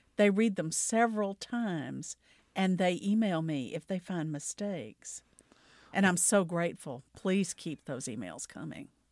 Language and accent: English; the Delta part of Mississippi, United States; I grew up in the South. I grew up in the Delta part of Mississippi